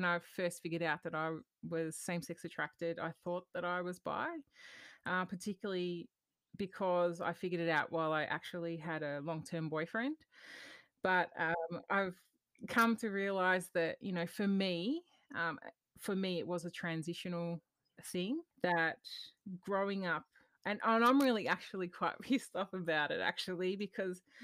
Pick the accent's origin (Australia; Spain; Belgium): Australia; Melbourne, Victoria; I'm living in Melbourne currently, but my family's from up Riverina region of southern New South Wales. But living on Wurundjeri country and loving it, and I've been here my whole life